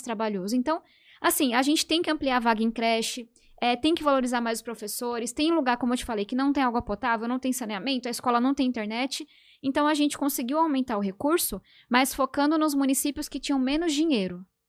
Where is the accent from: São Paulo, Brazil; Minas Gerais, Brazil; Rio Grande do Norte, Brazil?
São Paulo, Brazil; Eu nasci e cresci em São Paulo.